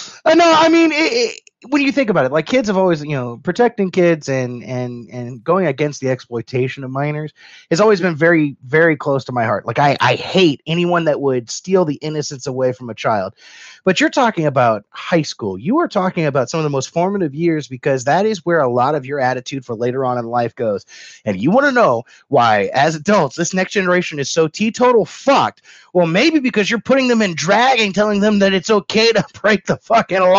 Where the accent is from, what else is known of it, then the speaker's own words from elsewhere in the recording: Kentucky, United States; I'm from Kentucky